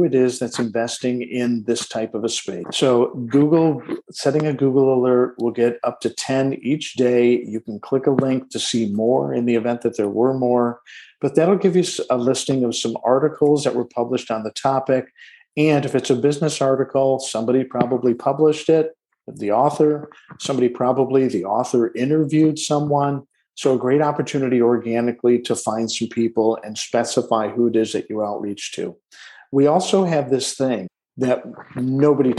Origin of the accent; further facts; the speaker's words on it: Detroit, Michigan, United States; I was born in Detroit, Michigan, in the shadow of a Ford manufacturing plant's smokestack